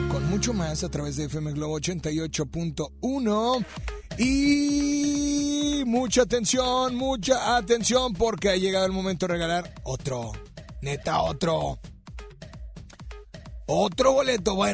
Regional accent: Mexico; Sí, soy mexicana.

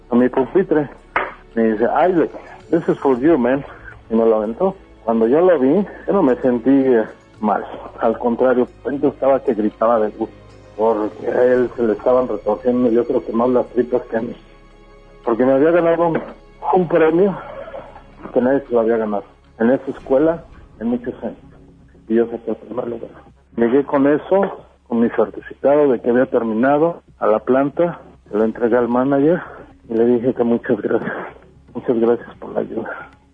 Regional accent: Mexico City, Mexico; moved away as an adult; now in Denver, United States; nací en la Ciudad de México en 1967. Ah, durante 29 años viví en el Distrito Federal

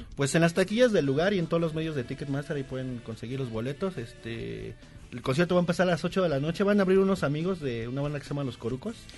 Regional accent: Mexico City, Mexico; Yo de la Gustavo Madero

